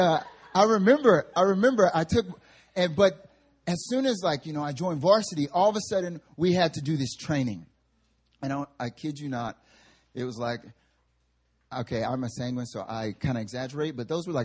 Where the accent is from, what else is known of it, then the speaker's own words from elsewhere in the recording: the South, United States; now in Seoul, South Korea; Growing up in the South